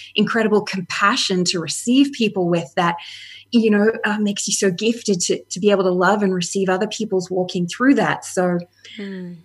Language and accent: English; Australia; moved away as an adult; also born or lived in Canada; my husband and I moved from Canada and to live here in Australia